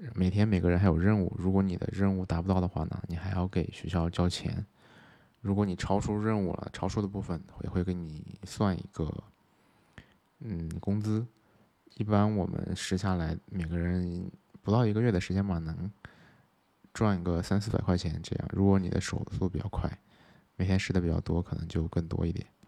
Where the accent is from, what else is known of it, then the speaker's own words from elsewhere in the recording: Xinjiang, China; moved away as an adult; now in Chengdu, China; 我是在新疆出生的